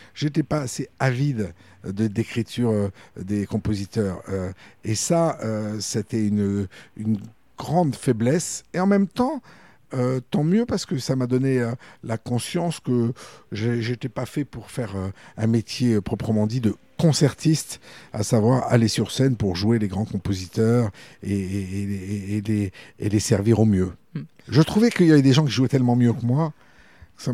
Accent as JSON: {"language": "French", "town": "Bourges", "region": "Centre-Val de Loire", "country": "France", "tie": "born or raised there", "also_born_or_lived": "Paris", "said": "j'ai grandi à Bourges à partir de mes six ans"}